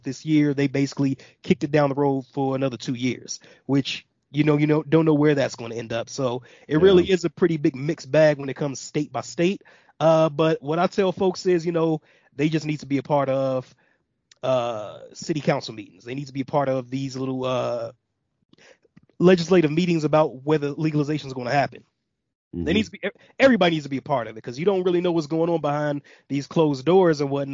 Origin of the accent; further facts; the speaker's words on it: Gary, Indiana, United States; also born or lived in Atlanta, Georgia; now in Colorado, United States; I'm from Gary, Indiana